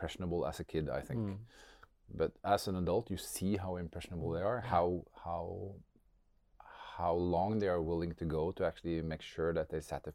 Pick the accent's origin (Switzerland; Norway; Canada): Norway; also born or lived in Sunnyvale, California; I grew up in Norway